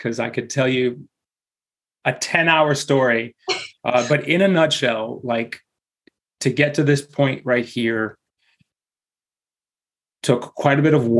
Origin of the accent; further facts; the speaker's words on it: Houston, Texas, United States; So shout out to mi mamá y mi papá que están quedando viviendo ahí in Houston, Texas. So raised in Houston, Texas, and lived pretty much a nomadic life from the get-go.